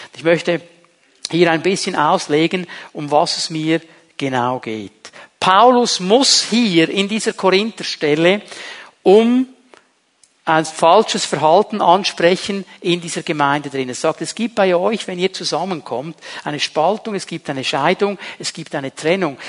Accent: Zurich, Switzerland; moved away; bei uns zu Hause in Zürich

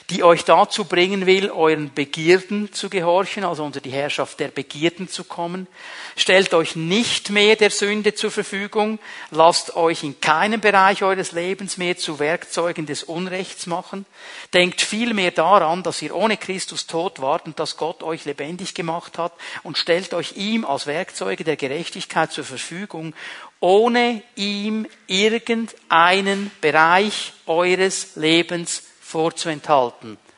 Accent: Switzerland; Du kannst sogar als Schweizer kannst du da auf Sozialamt gehen und die werden dir Studentengeld geben

